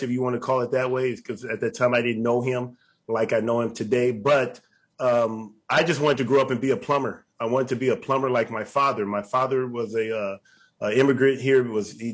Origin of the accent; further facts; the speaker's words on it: Los Angeles, California, United States; So I was born on Los Angeles ground